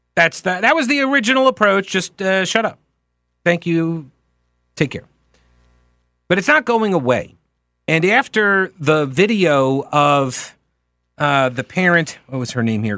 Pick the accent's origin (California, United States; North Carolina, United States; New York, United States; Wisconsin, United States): New York, United States; Long Island; moved away; I grew up on Long Island